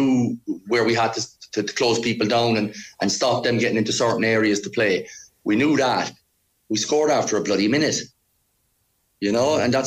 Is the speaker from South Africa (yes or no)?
no; Ireland; moved away as an adult; also born or lived in Cork; now in Iceland; as an Irishman